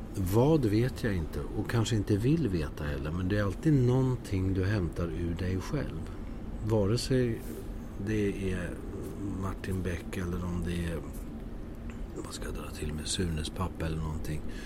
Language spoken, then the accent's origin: Swedish; Södertälje, Stockholm County, Sweden; moved away; also born or lived in Landskrona; jag växte upp i Södertälje